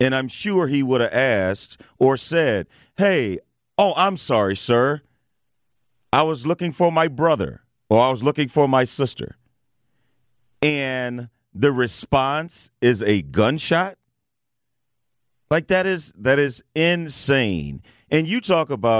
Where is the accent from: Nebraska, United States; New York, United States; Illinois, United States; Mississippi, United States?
Illinois, United States; East St. Louis; growing up in East St. Louis, I saw some stuff